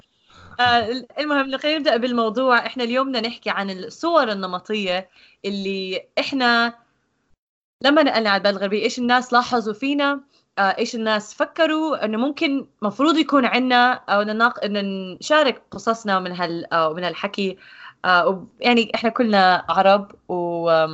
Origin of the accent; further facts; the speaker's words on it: Jordan; moved away; عندنا بالاردن